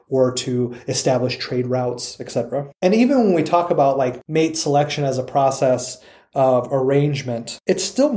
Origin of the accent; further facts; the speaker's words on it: United States; us as people who live in the United States culturally, who have been born and raised in the United States